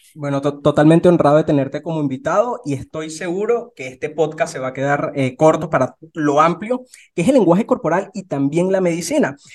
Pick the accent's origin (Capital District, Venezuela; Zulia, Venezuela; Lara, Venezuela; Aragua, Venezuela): Lara, Venezuela; Barquisimeto; yo soy de, de, Barquisimeto, en Venezuela